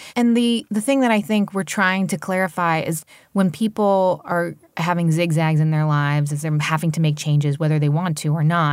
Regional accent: Princeton, New Jersey, United States; moved away; I grew up in Princeton, New Jersey

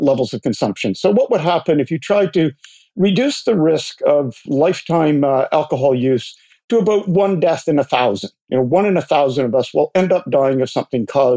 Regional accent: Port Hope, Ontario, Canada; I'm sitting here in my hometown of Port Hope

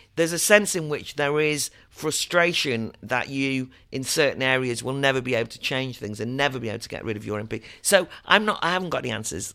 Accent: Wales, United Kingdom; I'm from Wales. I have family in Wales

